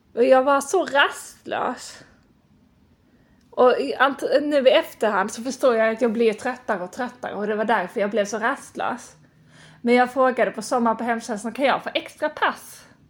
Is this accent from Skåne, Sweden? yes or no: yes; Lund, Skåne, Sweden; moved away as an adult; also born or lived in Stockholm / United States / France; Och sen så bodde jag i Lund ett år, där jag kommer ifrån